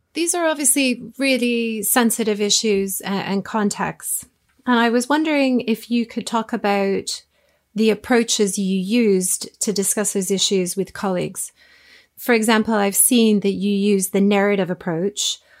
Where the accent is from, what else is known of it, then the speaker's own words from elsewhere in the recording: Toronto, Ontario, Canada; moved away as an adult; also born or lived in France / Japan / Burkina Faso / Rwanda; now in England; I grew up in Toronto, Canada, a large multicultural city but have lived in England for about 20 years